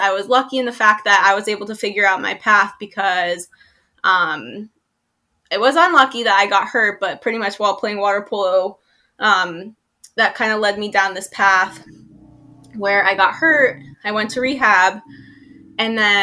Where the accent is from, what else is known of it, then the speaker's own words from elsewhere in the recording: Los Angeles, California, United States; I am from Los Angeles, California